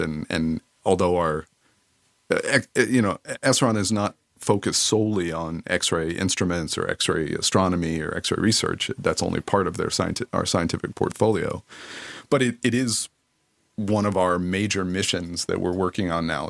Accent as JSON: {"language": "English", "region": "Kentucky", "country": "United States", "tie": "born or raised there", "moved": "yes", "lives_now": "Netherlands", "said": "I grew up in the southern part of the U.S. in Kentucky"}